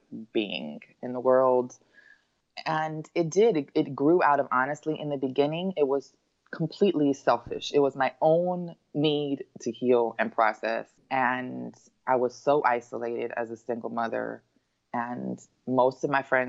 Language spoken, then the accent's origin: English; Los Angeles, California, United States; I grew up in Los Angeles